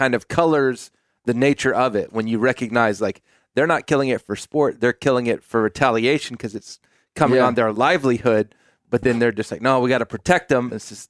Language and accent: English; Aransas Pass, Texas, United States; I'm from Aransas Pass, Texas.